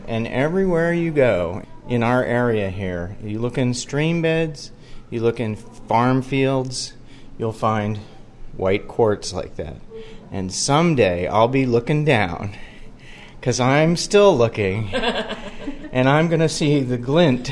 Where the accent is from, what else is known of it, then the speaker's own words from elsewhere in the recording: Gaithersburg, Maryland, United States; I grew up in the Gaithersburg area